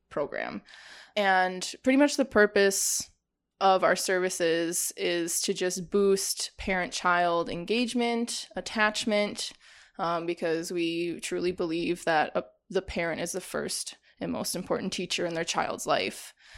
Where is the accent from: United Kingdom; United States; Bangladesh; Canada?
United States; Janesville, Wisconsin; moved away as an adult; also born or lived in Whitewater, Wisconsin; now in Milwaukee, United States; I grew up in Janesville